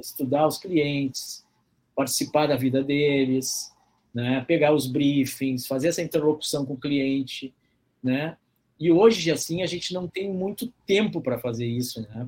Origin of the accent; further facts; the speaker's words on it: Porto Alegre, Rio Grande do Sul, Brazil; eu nasci na cidade, né, Porto Alegre, que é a capital do Rio Grande do Sul